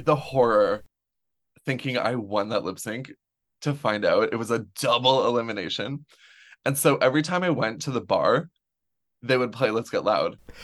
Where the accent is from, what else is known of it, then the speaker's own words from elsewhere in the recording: Renfrew, Ontario, Canada; I grew up in the Ottawa Valley. I, born and raised on a farm outside of Renfrew